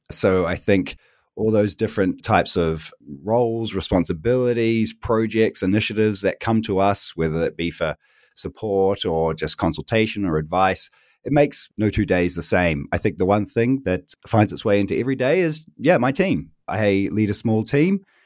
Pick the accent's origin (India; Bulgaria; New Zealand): New Zealand; moved away as an adult; now in Berlin, Germany; I am originally from New Zealand, which you can maybe tell from my accent, but I've been living fourteen, almost fifteen years here in Berlin